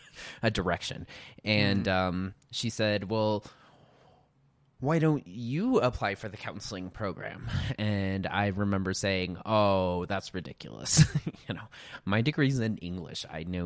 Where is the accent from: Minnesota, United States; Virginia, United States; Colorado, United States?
Colorado, United States; Montrose; Montrose, Colorado.